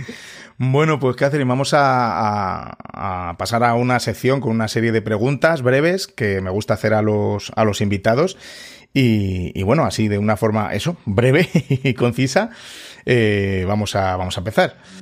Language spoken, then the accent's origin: Spanish; Spain; yo antes aquí en, en, España el, el, aprendizaje del inglés era, pues bueno, en los colegios era como era